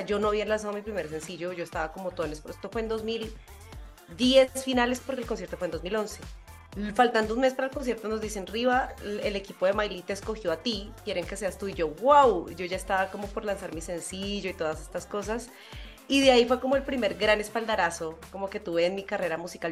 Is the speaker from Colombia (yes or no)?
yes; Colombia; moved away as an adult; now in Mexico City, Mexico; soy colombiana, pero vivo aquí desde hace ya casi cinco años